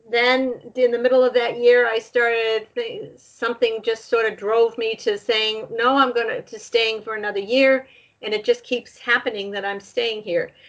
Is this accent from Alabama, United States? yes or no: no; Nashua, New Hampshire, United States; I grew up in Nashua, New Hampshire